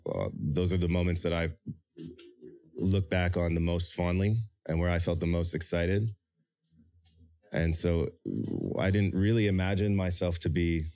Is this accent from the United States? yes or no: no; Toronto, Ontario, Canada; moved away as an adult; now in South Korea; my experiences growing up in Toronto